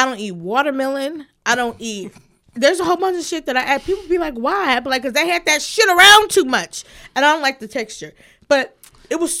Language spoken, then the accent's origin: English; California, United States; moved away; also born or lived in the South; I grew up in the West Coast